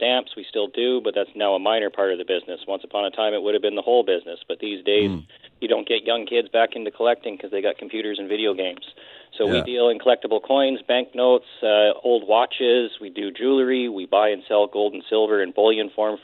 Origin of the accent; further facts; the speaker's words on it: Nanaimo, British Columbia, Canada; also born or lived in Port Hardy, Canada; I've lived in Nanaimo pretty much my entire life. I was born in Port Hardy, but my family moved here when I was about 5 years old